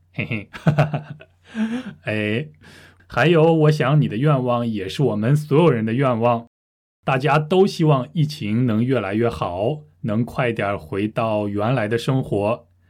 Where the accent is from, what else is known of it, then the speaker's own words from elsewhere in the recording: Russia; Chinese is a second language; 我是俄罗斯人